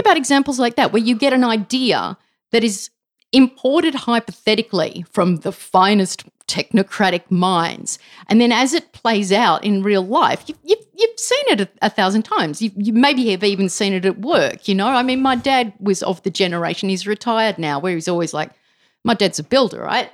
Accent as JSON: {"language": "English", "town": "Canberra", "region": "Australian Capital Territory", "country": "Australia", "tie": "born or raised there", "said": "I grew up in Canberra"}